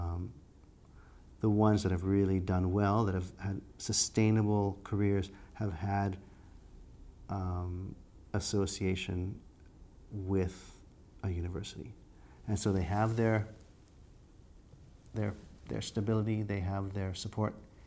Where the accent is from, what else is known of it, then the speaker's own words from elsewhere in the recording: Canada; moved away as an adult; also born or lived in United States; being Canadian, as we were in the group, we lived in the States